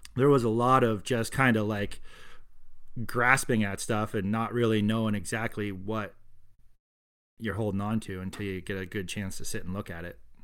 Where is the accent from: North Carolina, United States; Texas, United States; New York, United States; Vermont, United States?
Vermont, United States; Colchester; I grew up in Colchester, which is near Burlington.